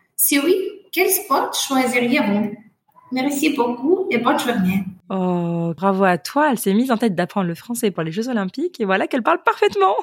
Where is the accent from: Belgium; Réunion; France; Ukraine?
Ukraine; French is a second language; je viens d'Ukraine et en fait j'ai commencé à apprendre le français